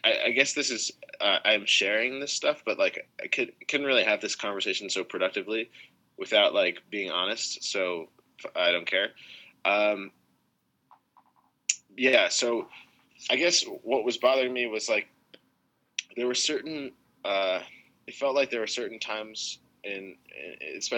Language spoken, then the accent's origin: English; United States; I'm American